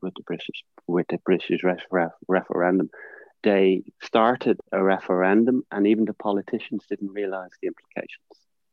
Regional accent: Ireland; I'm from Ireland

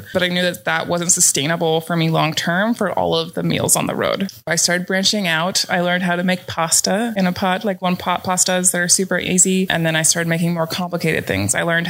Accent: Pacific Northwest, United States; I thought that I was prepared coming from the Pacific Northwest and we have a lot of rain.

